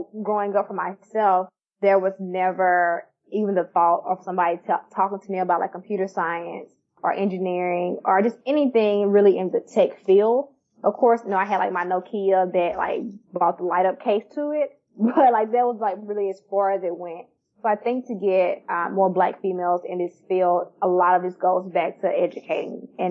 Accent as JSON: {"language": "English", "region": "Mississippi", "country": "United States", "moved": "as an adult", "said": "I came from Mississippi"}